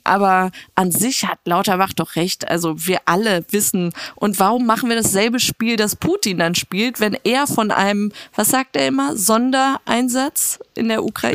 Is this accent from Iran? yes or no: yes; Iran; als Iraner